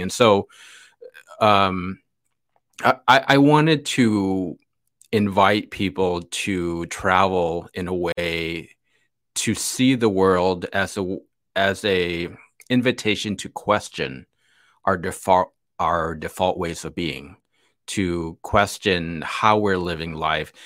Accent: Chicago, Illinois, United States; I was born in the north side, went to school in the south side, but my family lives in the, in the burbs, west, western burbs of Chicago

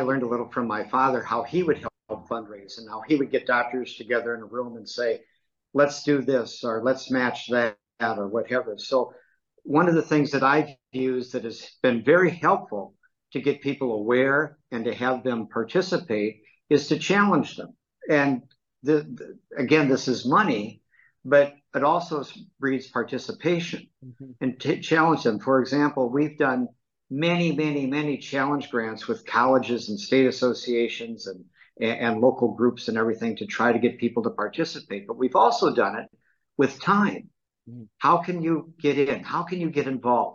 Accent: Dubuque, Iowa, United States; I was raised in Dubuque, Iowa

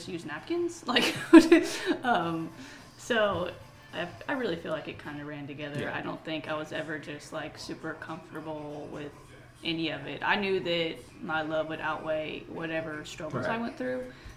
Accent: West Virginia, United States; now in Knoxville, United States; my hometown in West Virginia

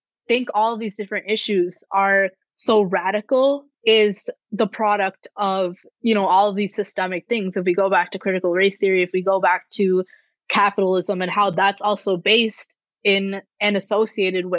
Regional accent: Rochester, United States; my hometown in Rochester

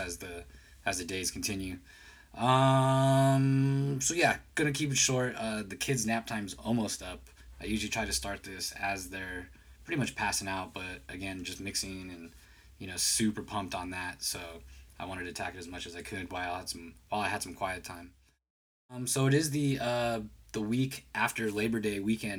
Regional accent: San Jose, California, United States; I am from the Bay Area, California, from San Jose, actually

